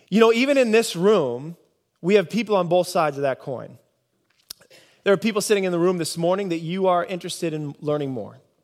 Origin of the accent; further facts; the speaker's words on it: Nebraska, United States; moved away; I grew up in Nebraska.